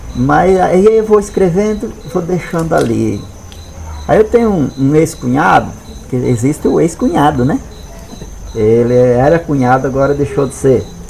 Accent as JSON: {"language": "Portuguese", "region": "Rio Grande do Sul", "country": "Brazil", "also_born_or_lived": "Rio Verde, Goiás / Mato Grosso", "moved": "yes", "lives_now": "Pará, Brazil", "said": "eu sempre fui da atividade rural, toda a vida. Mas lá no sul"}